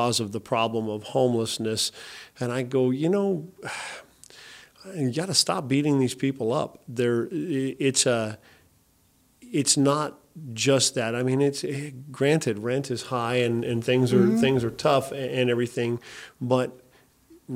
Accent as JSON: {"language": "English", "town": "Shady Cove", "region": "Oregon", "country": "United States", "tie": "born or raised there", "said": "I grew up in Shady Cove"}